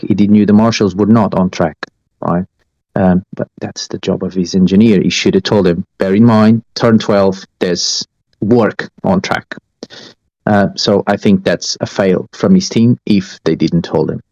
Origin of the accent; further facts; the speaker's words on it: Estoril, Lisbon, Portugal; moved away; I come from Estoril. From I grew up on on the uh, Portuguese racing track Estoril